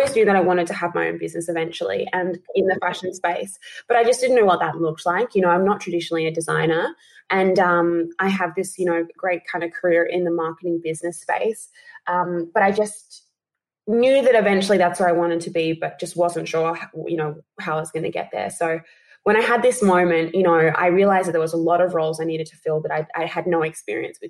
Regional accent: Adelaide, South Australia, Australia; moved away as an adult; now in Sydney, Australia; I'm originally from Adelaide

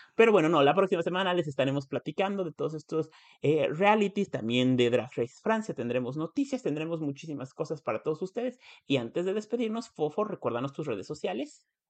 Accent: Puebla, Mexico

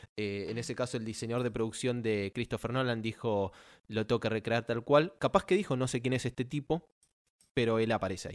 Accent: Argentina; la bandera argentina de mi país, mi país

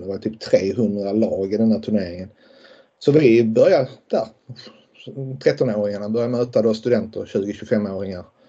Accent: Lund, Skåne, Sweden; jag kommer ju från Lund och, och um, bor ju fortfarande i Lund och alltid bott i, bott i Lund.

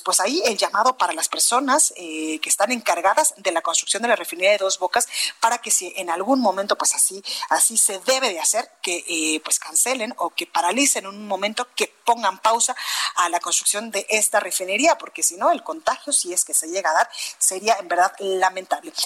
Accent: Guadalajara, Jalisco, Mexico; now in Mexico City, Mexico; en Guadalajara, Jalisco, en mi tierra, en La Perla, Tapatía

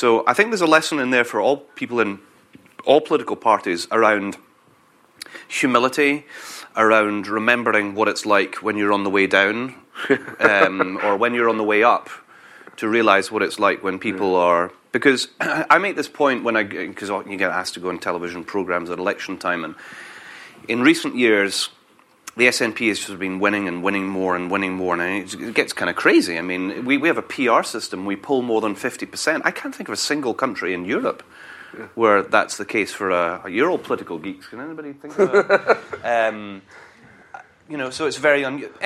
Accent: London, United Kingdom; moved away; I was born in Wimbledon

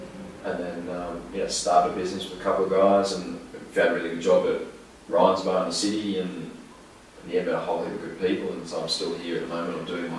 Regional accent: near Armidale, New South Wales, Australia; moved away as an adult; also born or lived in England; now in Sydney, Australia; I'm from Reupload, which is near Armidale, it's 7 hours north.

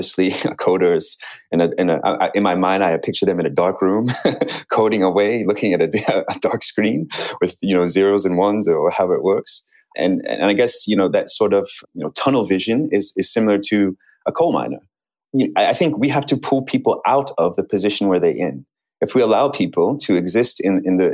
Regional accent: United States; I'm American

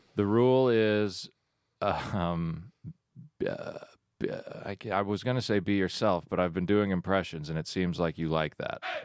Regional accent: Woodstock, Georgia, United States; I grew up in Woodstock, Georgia

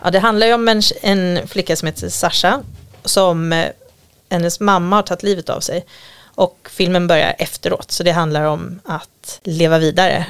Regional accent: Gotland, Sweden; moved away; jag kommer från Gotland och så har vi en liten sommarstuga precis vid stranden som vi hade när jag var liten

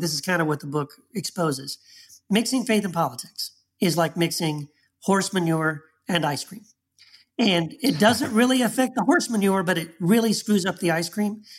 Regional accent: Texas, United States; the time I grew up in Texas

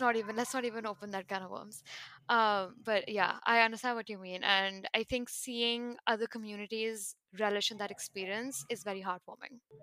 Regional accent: New Delhi, Delhi, India; moved away as an adult; now in New York, United States; I'm originally from India. I was born and bred in New Delhi and moved to New York in 2014 for college.

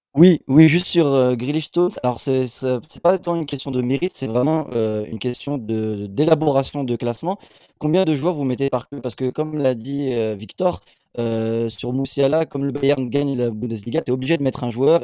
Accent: Morocco; en tant que Marocain

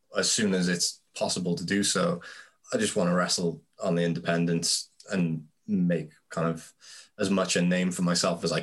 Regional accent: Cardiff, Wales, United Kingdom; in Cardiff called Walkabout. To see that reaction to wrestling in my hometown

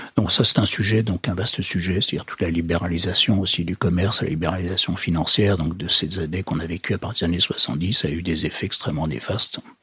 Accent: western France, France; je suis plutôt originaire de l'ouest de la France

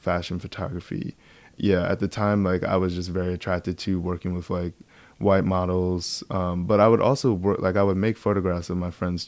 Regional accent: Baldwin, New York, United States; also born or lived in Queens, New York; I grew up on Long Island.

